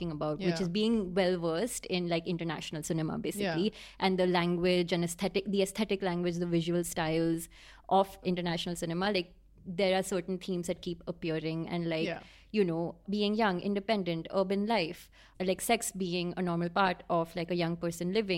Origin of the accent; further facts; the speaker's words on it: Pune, Maharashtra, India; I'm from Pune